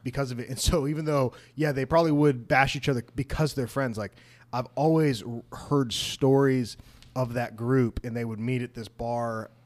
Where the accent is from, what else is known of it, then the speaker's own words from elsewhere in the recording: United States; growing up in America in a conservative Christian evangelical circle